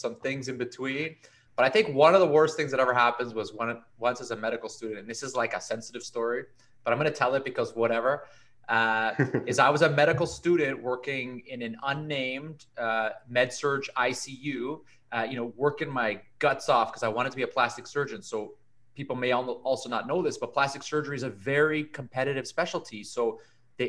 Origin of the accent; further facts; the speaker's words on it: Toronto, Ontario, Canada; also born or lived in Caribbean; I was born in Canada. My dad is Colombian immigrant. My mom is Canadian. I did all my schooling in Toronto up until university